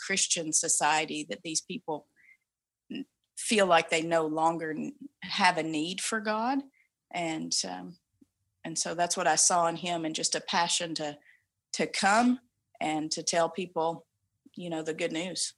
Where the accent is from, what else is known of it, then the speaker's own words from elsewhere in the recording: the Bible Belt, the South, United States; moved away as an adult; now in Vancouver, Canada; we come from the Bible Belt